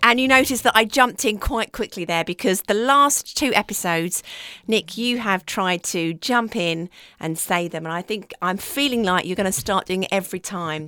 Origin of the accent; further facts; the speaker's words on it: United Kingdom; we're British